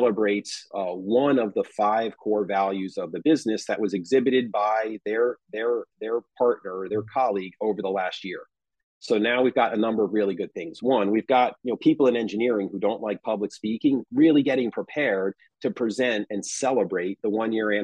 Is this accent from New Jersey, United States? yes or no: yes; New Jersey, United States; moved away as an adult; now in San Diego, United States; we were both born and raised in the New Jersey area.